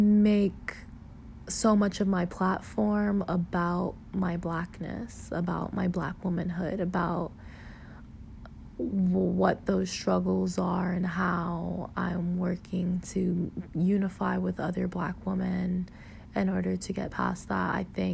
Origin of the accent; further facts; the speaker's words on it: South Florida, United States; moved away; growing up in South Florida affected me